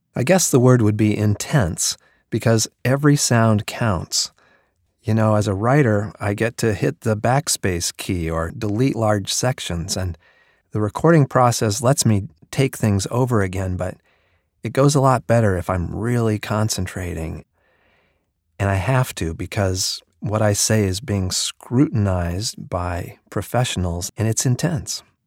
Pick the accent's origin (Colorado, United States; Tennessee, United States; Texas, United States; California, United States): Colorado, United States; now in New York City, United States; I live in New York City, but I grew up in Colorado